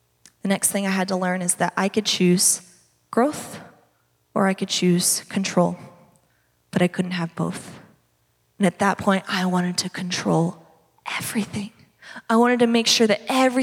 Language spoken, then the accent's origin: English; Redlands, California, United States; I grew up in the Redlands